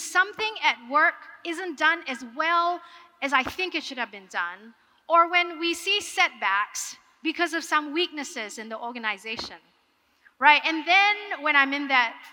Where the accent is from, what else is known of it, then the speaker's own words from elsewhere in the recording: Singapore; I am from Singapore